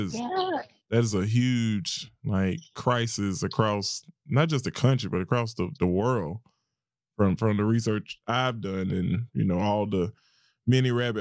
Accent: near Augusta and Aiken, South Carolina, United States; moved back to my hometown

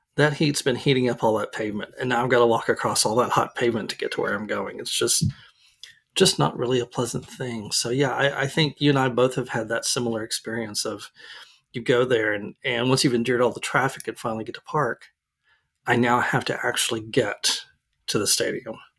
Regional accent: Arlington, Texas, United States; now in Dallas, United States; we live in Dallas now, but I grew up in Arlington

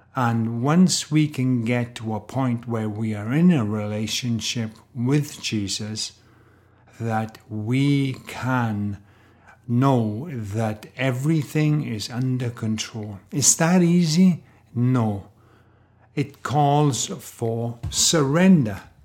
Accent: Wales, United Kingdom; I grew up in Wales, in Great Britain

